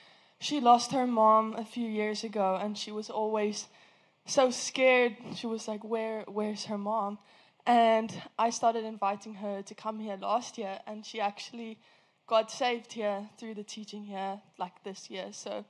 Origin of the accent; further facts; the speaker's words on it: South Africa; now in United States; from South Africa